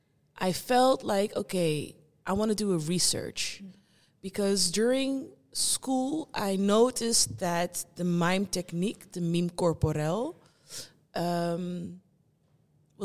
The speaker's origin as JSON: {"language": "English", "country": "Netherlands", "tie": "born or raised there", "said": "I was born here in the Netherlands. I grew up here. My parents and my family are from Curaçao"}